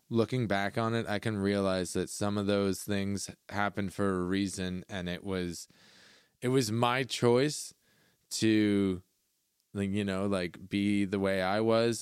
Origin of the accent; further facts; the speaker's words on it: Caledon, Ontario, Canada; I grew up in Caledon